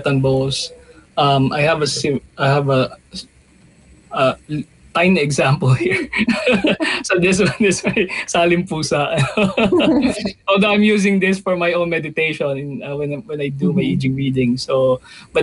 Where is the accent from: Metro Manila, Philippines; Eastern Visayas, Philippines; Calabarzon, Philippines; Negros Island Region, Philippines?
Calabarzon, Philippines; Batangas; moved away; also born or lived in Manila; I was born in Batangas.